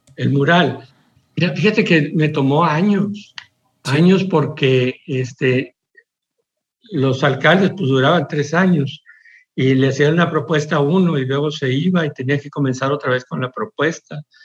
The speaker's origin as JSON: {"language": "Spanish", "town": "Monclova", "region": "Coahuila", "country": "Mexico", "tie": "born or raised there", "also_born_or_lived": "New York", "moved": "as an adult", "said": "en mi casita, en mi Monclova"}